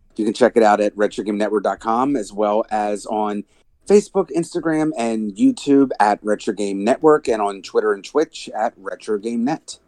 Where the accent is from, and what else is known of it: New Jersey, United States